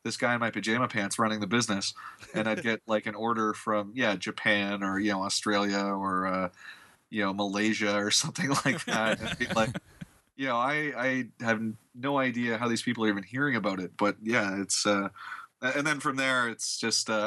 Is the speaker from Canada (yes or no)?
yes; Canada; I'm from Canada.